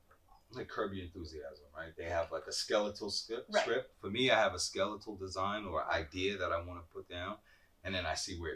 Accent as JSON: {"language": "English", "town": "New York City", "region": "New York", "country": "United States", "tie": "born or raised there", "also_born_or_lived": "New Jersey", "moved": "yes", "lives_now": "Columbus, United States", "said": "I was born in the Bronx. Okay. Born and raised. I've spent some time in New Jersey that I don't like to talk about."}